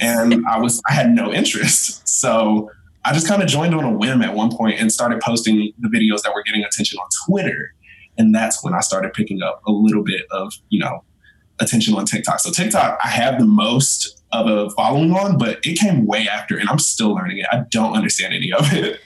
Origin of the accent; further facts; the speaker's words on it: North Carolina, United States; I am from the armpit of the East Coast, North Carolina